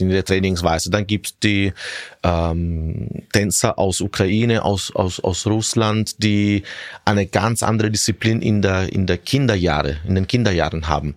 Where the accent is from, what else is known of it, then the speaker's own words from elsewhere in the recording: Syracuse, Sicily, Italy; German is a second language; moved away as an adult; also born or lived in Rome, Italy / Gänserndorf, Austria; now in Vienna, Austria; als ich drei Jahre alt war, sind wir zurück nach Sizilien gezogen mhm. und dort bin ich praktisch dann aufgewachsen